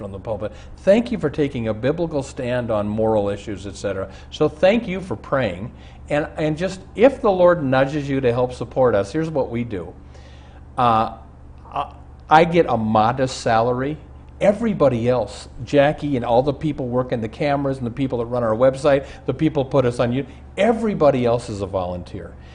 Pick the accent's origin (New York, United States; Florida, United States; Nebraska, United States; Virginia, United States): Nebraska, United States; Omaha; I grew up in Omaha with a man who's exactly my age